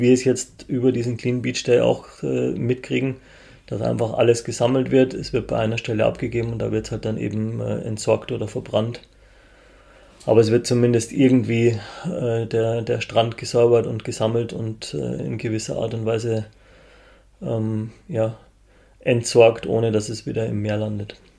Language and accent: German; Munich, Bavaria, Germany; als Münchner